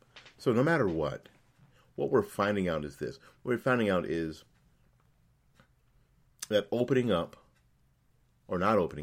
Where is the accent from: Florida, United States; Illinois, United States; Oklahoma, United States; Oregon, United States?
Florida, United States; The latest example is out of my home state of Florida